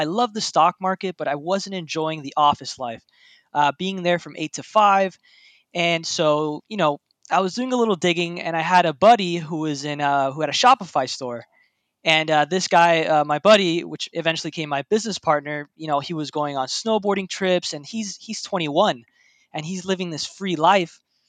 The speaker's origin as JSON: {"language": "English", "town": "Miami", "region": "Florida", "country": "United States", "tie": "born or raised there", "said": "Yes, I was raised in Miami, Florida."}